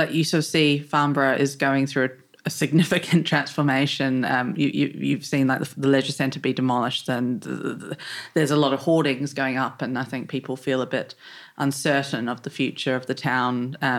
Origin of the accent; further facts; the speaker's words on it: New Zealand; moved away as an adult; also born or lived in London, United Kingdom; now in Rushmoor, United Kingdom; I was born in New Zealand, I moved to London in 2012. It was meant to be for 8 months, and I've currently been in the UK for nearly 11 years. So I moved to Rushmoor in 2019